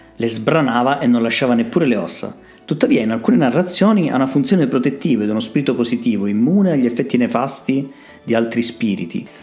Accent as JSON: {"language": "Italian", "region": "Calabria", "country": "Italy", "said": "non siamo bravi a venderci in Calabria"}